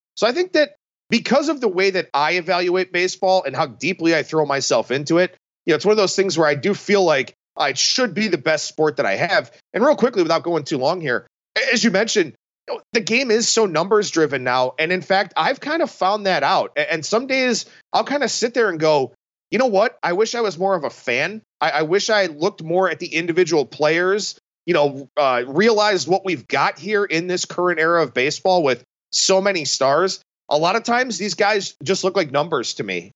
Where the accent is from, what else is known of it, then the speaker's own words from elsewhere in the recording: Cleveland, Ohio, United States; growing up in Cleveland with the Indians' heyday in, in the mid to late nineties